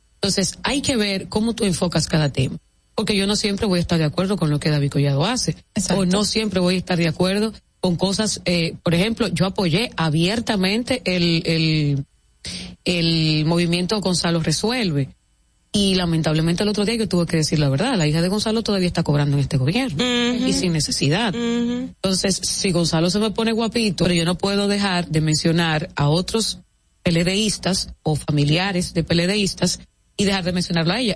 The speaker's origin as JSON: {"language": "Spanish", "region": "La Vega", "country": "Dominican Republic", "tie": "born or raised there", "moved": "as an adult", "lives_now": "Santo Domingo, Dominican Republic", "said": "Soy de La Vega"}